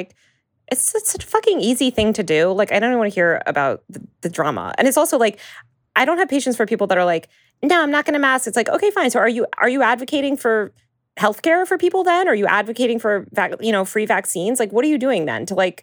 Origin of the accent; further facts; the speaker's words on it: Northeast, United States; I grew up in the Northeast